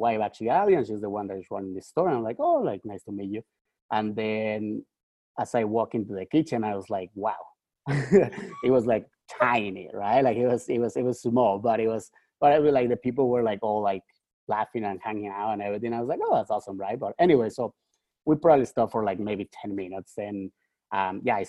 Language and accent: English; Mexico; moved away as an adult; also born or lived in Toronto, Canada / Vancouver, Canada; now in Canada; I'm Mexican.